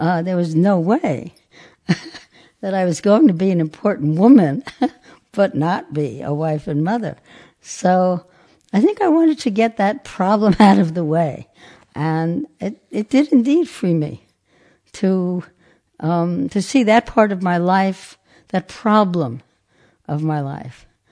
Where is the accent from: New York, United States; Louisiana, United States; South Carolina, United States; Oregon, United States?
New York, United States; New York City; I'm from Brooklyn, New York, born in nineteen thirty-six